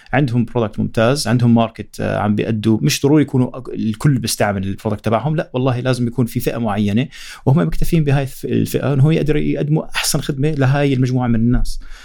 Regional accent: Jordan; احنا من الأردن

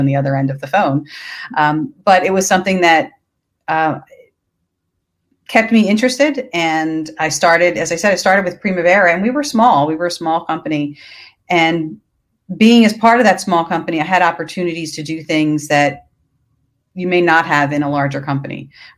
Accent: Philadelphia, Pennsylvania, United States; I am from Philadelphia

